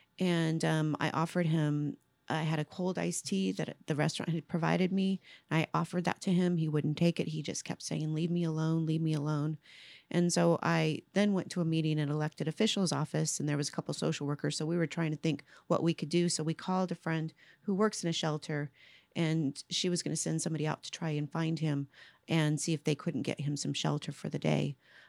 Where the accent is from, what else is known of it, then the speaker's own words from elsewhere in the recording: Ventura, California, United States; moved away; also born or lived in Paso Robles, California; No, I was born and raised in California, Central California. So I was born in Ventura, and now I call home Paso Robles, California, Central California.